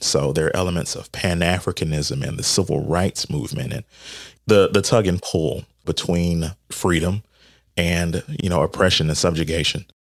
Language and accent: English; North Augusta, South Carolina, United States; my hometown, what I know is North Augusta